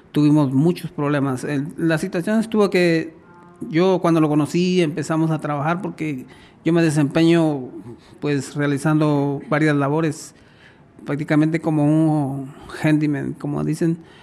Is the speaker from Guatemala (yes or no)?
yes; Guatemala; now in Las Vegas, United States; yo soy guatemalteco.